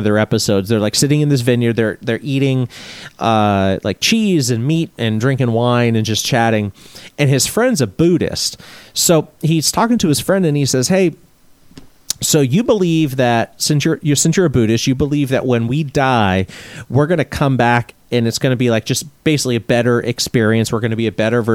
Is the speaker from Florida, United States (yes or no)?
yes; Florida, United States; who I grew up with in Florida